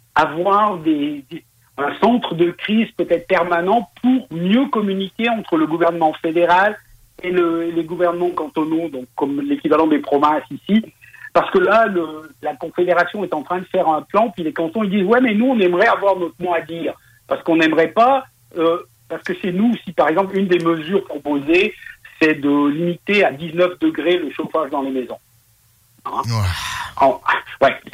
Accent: Switzerland; on est proche de l'Allemagne, il y a une partie qui travaille beaucoup avec le gaz

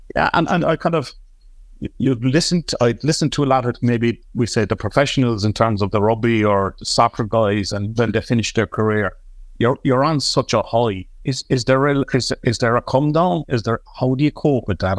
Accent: Cork, Munster, Ireland; I'm an Artside man here in Cork

